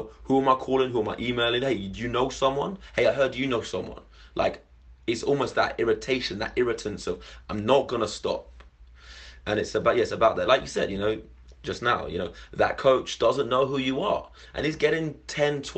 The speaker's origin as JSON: {"language": "English", "region": "London", "country": "United Kingdom", "said": "I'm from London originally and moved away and came back"}